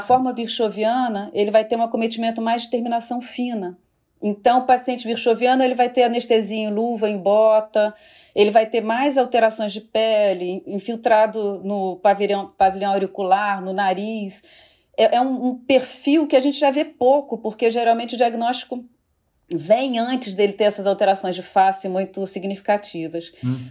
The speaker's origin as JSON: {"language": "Portuguese", "region": "Rio de Janeiro", "country": "Brazil", "said": "eu sou do Rio de Janeiro"}